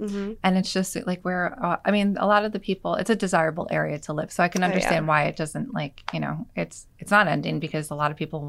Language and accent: English; Monmouth County, New Jersey, United States; born or raised there; also born or lived in Bronx, New York